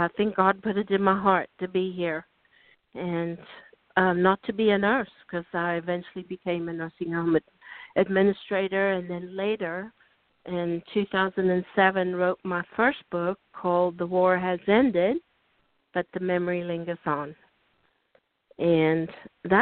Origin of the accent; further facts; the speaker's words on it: South Africa; moved away as an adult; now in United States; I was born and raised in South Africa